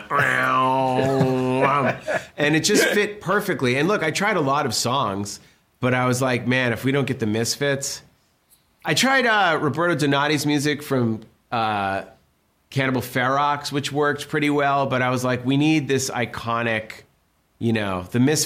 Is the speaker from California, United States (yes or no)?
no; Massachusetts, United States; growing up in Massachusetts, like East Coast, punk rock